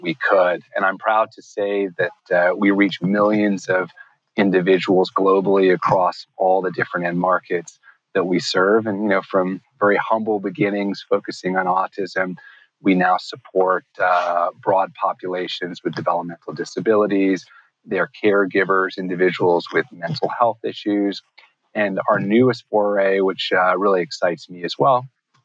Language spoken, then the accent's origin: English; New York City, New York, United States; growing up in New York City